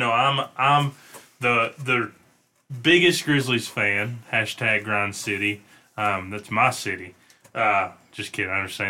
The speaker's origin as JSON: {"language": "English", "town": "Memphis", "region": "Tennessee", "country": "United States", "tie": "born or raised there", "moved": "yes", "said": "And even though I was born in Memphis"}